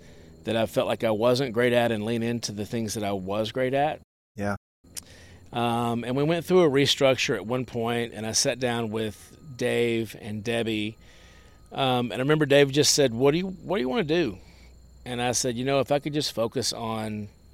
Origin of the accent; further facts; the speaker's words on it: Nashville, Tennessee, United States; I grew up in Nashville